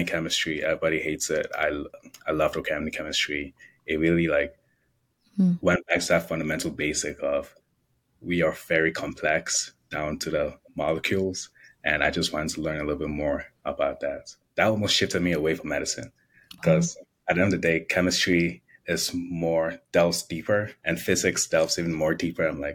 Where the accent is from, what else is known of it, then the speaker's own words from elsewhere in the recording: Chicago, Illinois, United States; I grew up in Chicago.